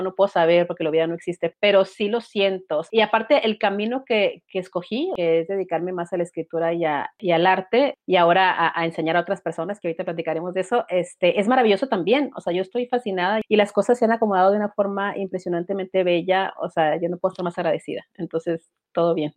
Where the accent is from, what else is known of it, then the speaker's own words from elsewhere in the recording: Mexicali, Baja California, Mexico; yo soy de Mexicali, Baja California